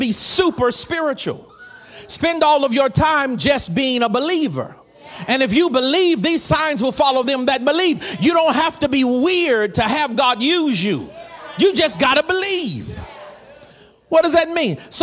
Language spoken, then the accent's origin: English; the South, United States; I'm from the South and I'm black. We save consonants when we can.